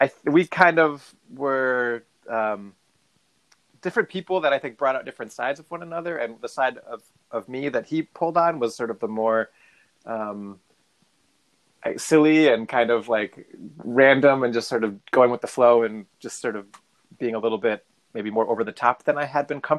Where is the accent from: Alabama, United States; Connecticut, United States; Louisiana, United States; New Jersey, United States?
Connecticut, United States; Hartford; I grew up just outside of Hartford, Connecticut